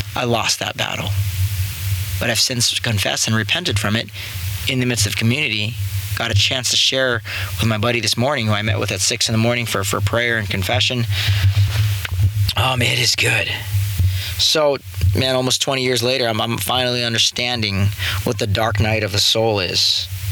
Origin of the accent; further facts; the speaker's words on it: San Clemente, California, United States; I grew up in San Clemente, California, surf little surf town